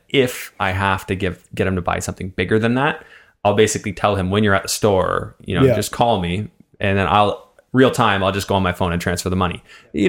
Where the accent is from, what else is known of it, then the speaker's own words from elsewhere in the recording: Canada; now in United States; So not to minimize our conversation about working as a Canadian in the States, because I think that that's important